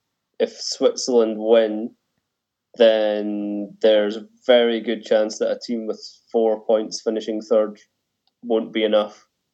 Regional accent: Scotland, United Kingdom; Having lived through 33 years of being Scottish

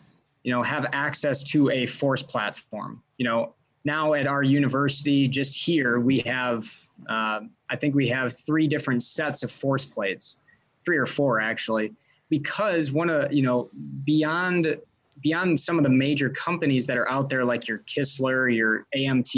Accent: Wisconsin, United States; also born or lived in Tennessee; I actually grew up in Wisconsin about an hour from where I'm at now in Sun Prairie, Wisconsin

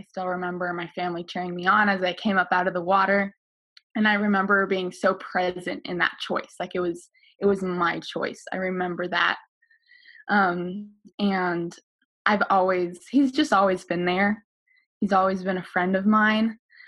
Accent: Costa Rica; also born or lived in Alaska; I was born in Alaska, kind of out in the middle of nowhere, but I was raised in Costa Rica, Central America, as a missionary kid.

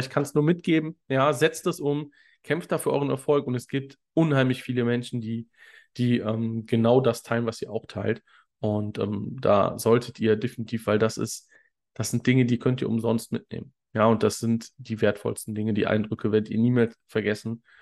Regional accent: Cologne, North Rhine-Westphalia, Germany; Ich komme ursprünglich aus Köln

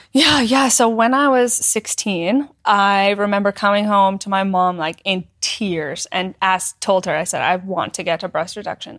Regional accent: small town in northern Alberta, Canada; moved away; I'm from Canada. Yeah. Um, a small town in northern Alberta. I grew up

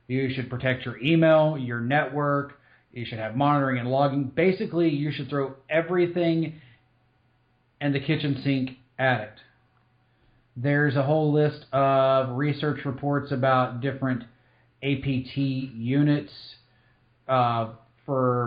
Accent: Eastern Tennessee, United States; moved away; I'm originally from Eastern Tennessee

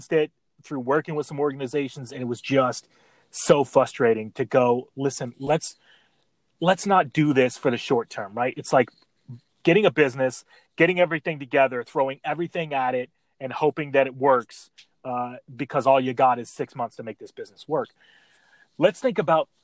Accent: Midwest, United States; growing up in the Midwest

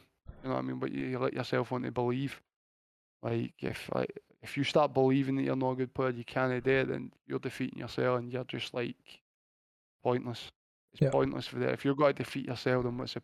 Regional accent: Blantyre, Scotland, United Kingdom; I'm a guy that's comes from Blantyre, a nowhere place in Scotland

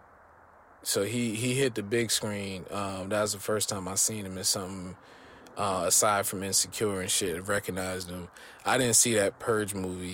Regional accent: New Jersey, United States; growing up in Jersey

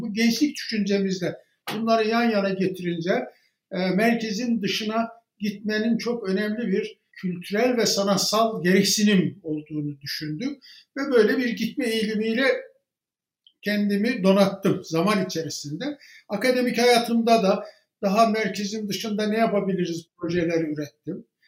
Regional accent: Baksı, Bayburt, Turkey; born or raised there; moved away

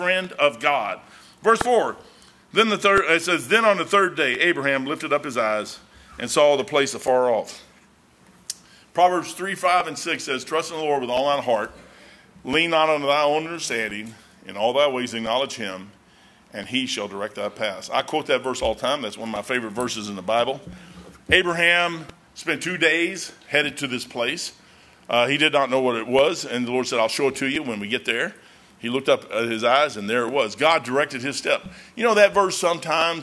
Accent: United States; I'm an American

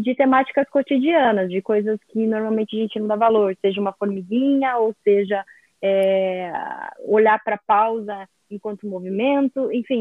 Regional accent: Brazil; Eu sou do Brasil

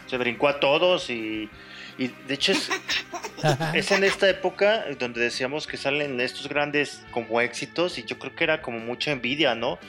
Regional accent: Guadalajara, Jalisco, Mexico; soy de Guadalajara

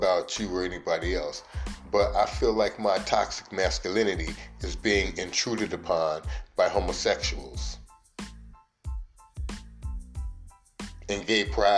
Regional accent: United States; I'm an American

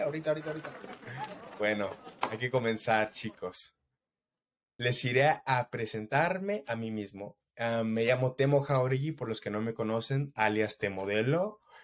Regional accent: Mexico; soy mexicano hasta la muerte

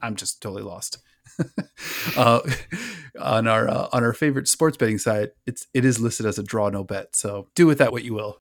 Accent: Orlando, Florida, United States; My hometown Orlando

